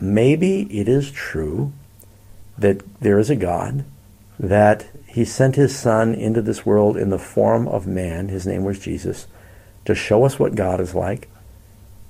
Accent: New York, United States; now in Northern California, United States; I'm from New York

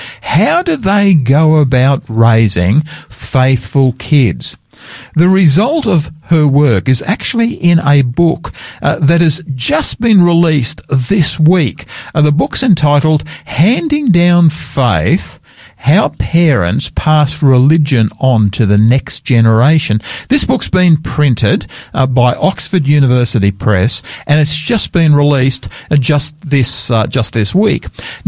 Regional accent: Sydney, New South Wales, Australia; also born or lived in Queensland; now in South Australia, Australia; I love the Sydney beaches. I grew up on the Sydney beaches. Love that part of the world.

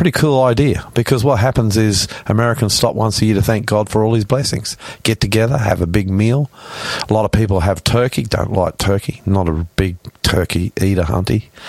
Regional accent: Australia; I'm the Aussie pastor coming to you from our studios in northwest Sydney

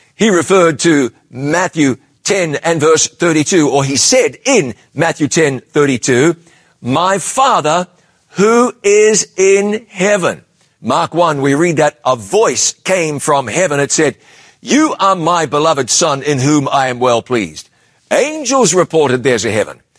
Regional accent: New Zealand; my home country

